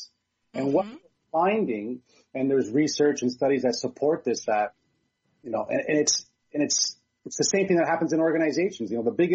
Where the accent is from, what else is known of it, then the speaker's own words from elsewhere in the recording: Hamilton, Ontario, Canada; now in Burlington, Canada; I'm just in Burlington, Ontario. I was born in Hamilton, so we're very much very close to one another